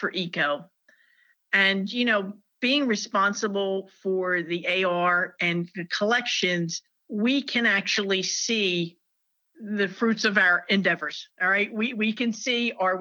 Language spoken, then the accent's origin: English; New Jersey, United States; now in North Carolina, United States; I'm a Jersey girl. I was raised in New Jersey, and I moved to North Carolina in 1993.